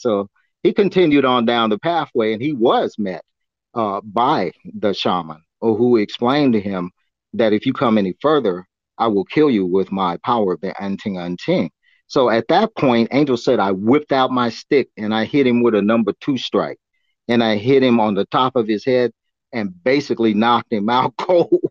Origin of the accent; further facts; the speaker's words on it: Augsburg, Bavaria, Germany; moved away; I was born in Augsburg, Germany, and, and I always wanted to go back to the old country